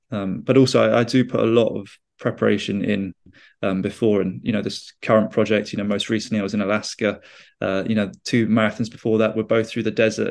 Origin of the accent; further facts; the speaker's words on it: United Kingdom; I'm a British explorer